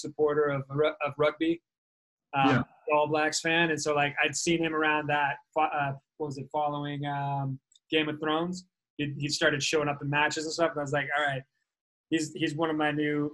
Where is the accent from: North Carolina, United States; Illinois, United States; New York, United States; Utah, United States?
Utah, United States; growing up in Utah, right? I was in Utah in high school